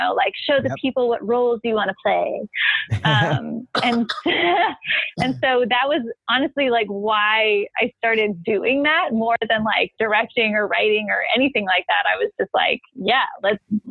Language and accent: English; Nashville, Tennessee, United States; now in Los Angeles, United States; I was born out here, actually, but I grew up in Nashville